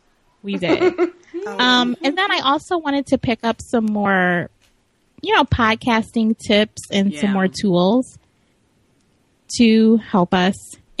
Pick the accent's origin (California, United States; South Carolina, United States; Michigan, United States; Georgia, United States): Michigan, United States; Detroit; from Detroit, Michigan.